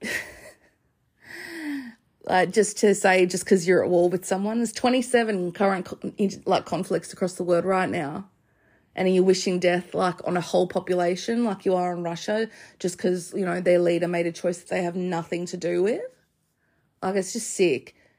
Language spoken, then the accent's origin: English; Australia; as an Australian